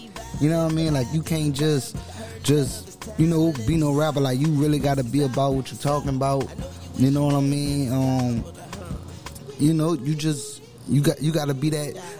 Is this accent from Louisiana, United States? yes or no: yes; New Orleans, Louisiana, United States; Oh, man, you know, I'm from New Orleans, you dig? And, you know, specifically downtown Ninth Ward, New Orleans.